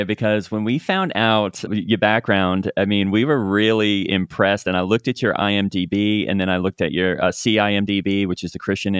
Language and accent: English; Australia; but of course I'm from Australia